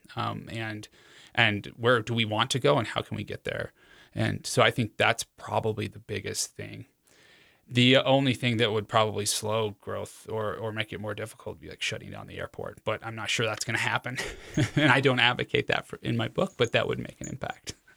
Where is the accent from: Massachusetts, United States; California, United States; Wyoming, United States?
Wyoming, United States; Cheyenne; moved away; I was born in Cheyenne